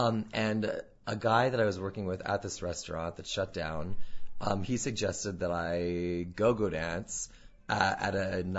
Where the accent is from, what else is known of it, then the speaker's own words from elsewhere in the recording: North Dakota, United States; moved away as an adult; now in New York, United States; I grew up in North Dakota all my life, and then I went to school out there, and then when I turned 22, I literally just bought a one-way plane ticket and packed a duffel bag and moved to New York.